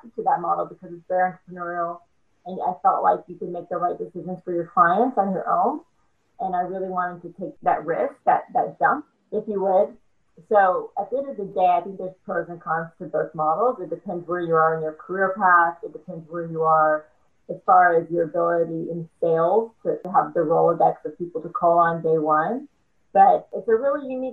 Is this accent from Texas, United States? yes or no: no; small town near Grambling, Louisiana, United States; moved away; I'm from Louisiana, as you know, from a small town near Grambling, Louisiana